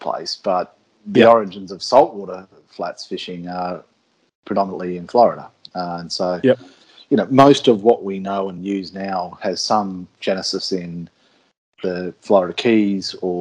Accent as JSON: {"language": "English", "country": "Australia", "said": "as Australian fly fishermen"}